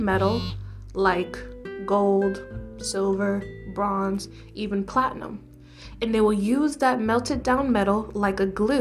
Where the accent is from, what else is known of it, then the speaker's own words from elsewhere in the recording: New York City, New York, United States; also born or lived in Brooklyn, New York; I am a New York City native, born and raised in the Bronx, aka the best borough